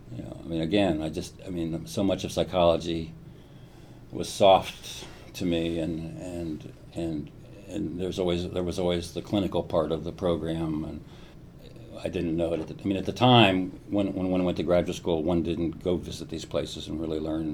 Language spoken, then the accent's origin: English; Columbus, Ohio, United States; I grew up mostly in Ohio and Columbus